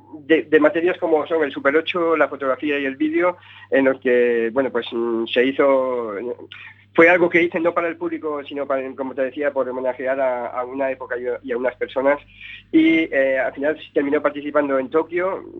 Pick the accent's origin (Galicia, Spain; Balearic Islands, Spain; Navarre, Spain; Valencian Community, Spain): Valencian Community, Spain; Benicàssim; el lugar donde me crié, en Castellón, en Benicassin, ¿no? En un lugar donde eh, he crecido, donde he pasado mi, niñez y, mi adolescencia